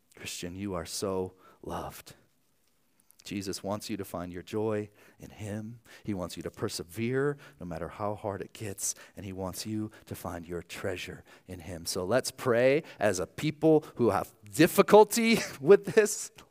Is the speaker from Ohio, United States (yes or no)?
yes; Archbold, Ohio, United States; moved away; my hometown of, of Archbold, Ohio